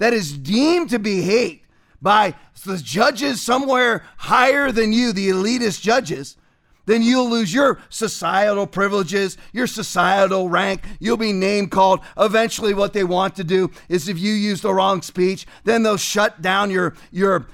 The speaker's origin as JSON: {"language": "English", "region": "California", "country": "United States", "tie": "born or raised there", "said": "I was born in California"}